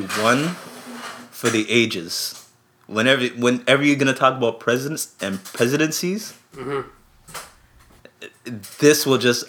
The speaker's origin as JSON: {"language": "English", "country": "Canada", "said": "being Canadians"}